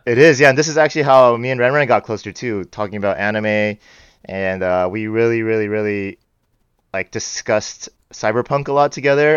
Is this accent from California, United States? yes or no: yes; Bay Area, California, United States; I grew up in the Bay Area.